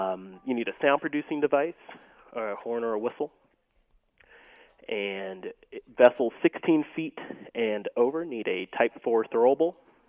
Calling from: Littleton, Colorado, United States; Yep, I'm in Littleton.

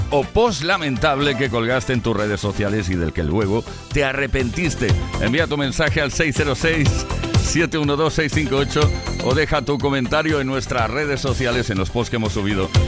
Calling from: Valencia, Valencian Community, Spain

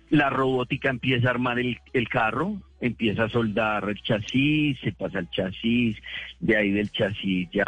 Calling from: Greenville, South Carolina, United States; Yo vivo acá en South Carolina, Greenville, South Carolina, en, Estados Unidos.

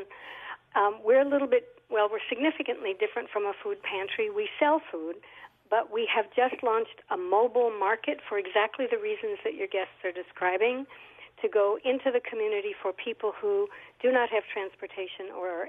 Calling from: New Britain, Connecticut, United States; I'm calling from New Britain

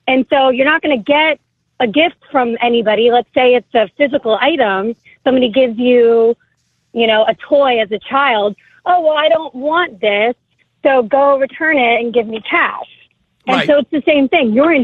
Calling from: New Jersey, United States; I'm from New Jersey.

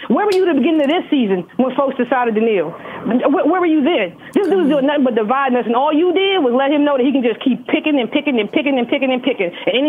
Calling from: Washington, District of Columbia, United States; This is …. I'm calling from Washington, D.C.

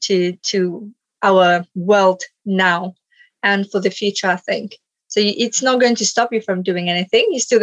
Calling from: Stevenage, East of England, United Kingdom; So in the UK, I'm in Stevenage.

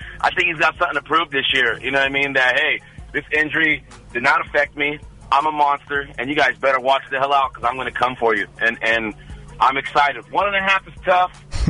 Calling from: Livermore, California, United States; …, Livermore.

